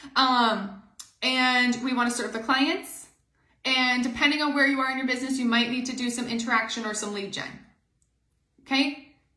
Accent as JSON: {"language": "English", "country": "Canada", "said": "we are Canadian"}